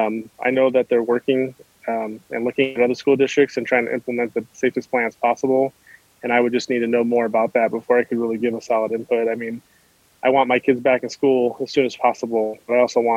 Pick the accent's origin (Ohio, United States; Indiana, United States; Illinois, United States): Illinois, United States; Chicago; also born or lived in California; And I came from California, also originally from Chicago, lived in the inner city.